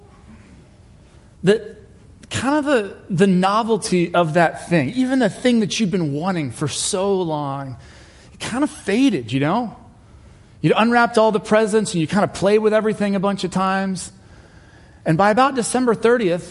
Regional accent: England, United Kingdom; I was born in England and my family is British

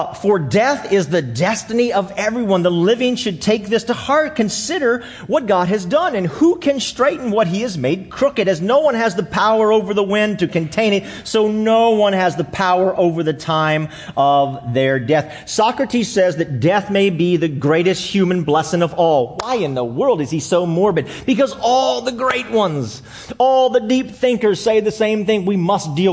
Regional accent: Alexandria, Virginia, United States; I was born in Alexandria

